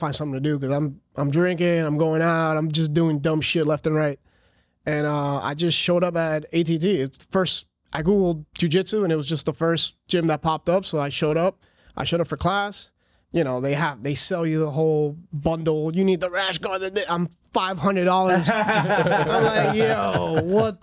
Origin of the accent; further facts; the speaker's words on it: Miami, Florida, United States; I grew up in Miami